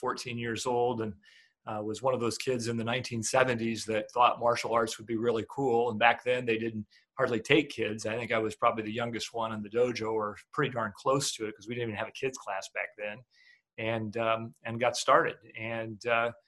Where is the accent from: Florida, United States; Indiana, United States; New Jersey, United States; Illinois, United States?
Indiana, United States; Fort Wayne; moved away as an adult; now in Toledo, United States; I moved over to Toledo from Fort Wayne, which Fort Wayne was where I was from